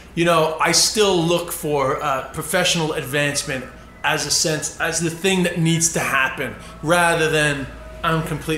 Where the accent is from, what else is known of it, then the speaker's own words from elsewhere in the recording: United States; I'm fat because I'm American.